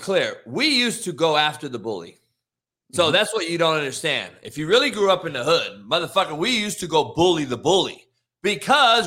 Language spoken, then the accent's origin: English; Compton, California, United States; I'm a cat from Compton who grew up with people getting smoked on my front lawn as a kid, the only white dude in the whole city